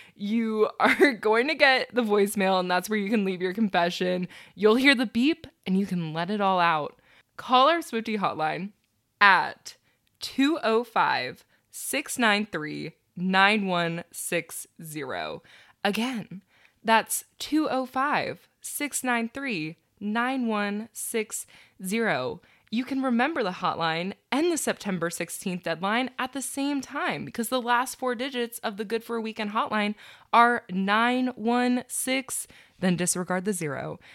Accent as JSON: {"language": "English", "region": "Maryland", "country": "United States", "tie": "born or raised there", "moved": "yes", "said": "I'm heading to Maryland, my hometown"}